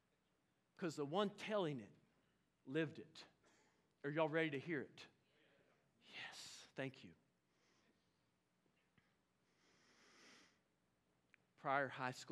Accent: Oklahoma, United States; now in Fort Smith, United States; I'm from Oklahoma

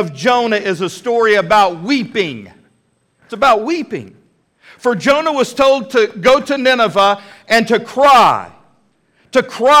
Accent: Texas, United States; moved away as an adult; also born or lived in Fort Worth, Texas / Plano, Texas; now in Fort Smith, United States; I did get to pastor in my home state, in Fort Worth, Texas, and in Plano, Texas

